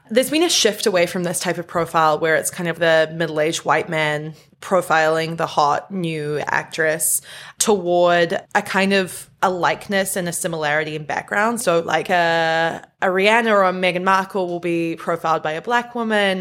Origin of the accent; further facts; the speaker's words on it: New Zealand; I am from New Zealand